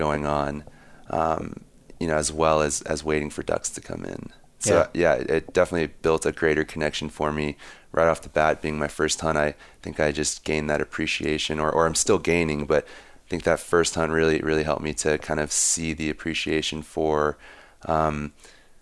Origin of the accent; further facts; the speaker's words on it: Maryland, United States; moved away as an adult; now in Montana, United States; I grew up in Maryland, and I ended up in Montana 5.5 years ago.